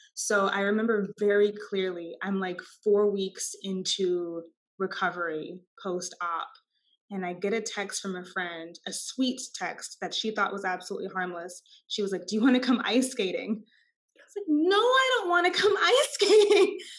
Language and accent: English; Austin, Texas, United States; born or raised there